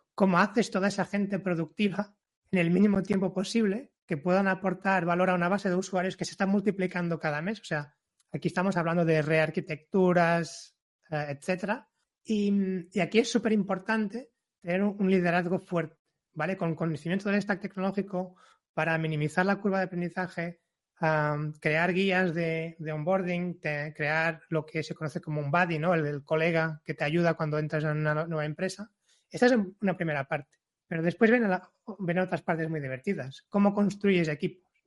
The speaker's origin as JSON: {"language": "Spanish", "country": "Portugal", "second_language": "Spanish", "moved": "as an adult", "lives_now": "Barcelona, Spain", "said": "vengo de Portugal, aunque viva en Barcelona desde hace ocho años"}